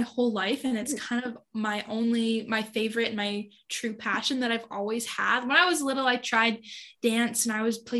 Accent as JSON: {"language": "English", "town": "De Winton", "region": "Alberta", "country": "Canada", "tie": "born or raised there", "also_born_or_lived": "Okotoks, Alberta", "said": "I'm from DeWinton, Alberta. I live on an acreage out in the country"}